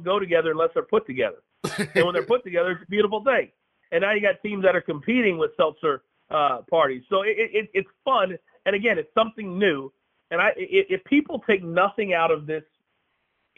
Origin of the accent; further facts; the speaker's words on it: Kansas, United States; I was born and raised in Kansas.